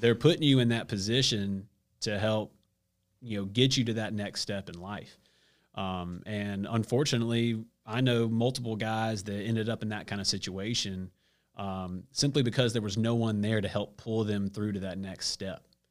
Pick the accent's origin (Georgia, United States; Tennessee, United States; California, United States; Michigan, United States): Georgia, United States; Stone Mountain; moved away as an adult; also born or lived in Gastonia, North Carolina; So I'm from Stone Mountain